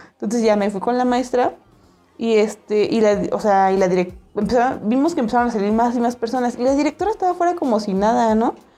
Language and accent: Spanish; State of Mexico, Mexico; Y yo, ah, State of Mexico